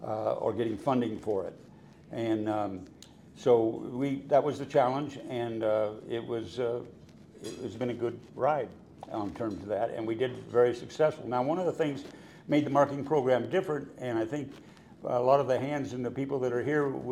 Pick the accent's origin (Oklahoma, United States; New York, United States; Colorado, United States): Colorado, United States; now in Nebraska, United States; Well, I'm from Colorado originally, and my dad was in the Forest Service, so I lived in several places all over Colorado over the years. And then I got to Nebraska because there's a Nebraska National Forest.